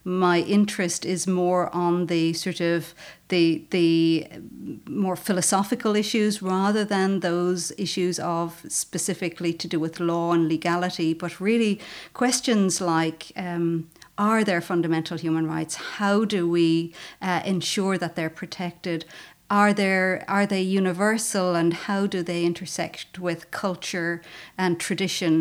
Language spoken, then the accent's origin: English; Callan, Leinster, Ireland; also born or lived in Maynooth / Dublin; from Callan, small town. I went to the Sisters of Mercy in Callan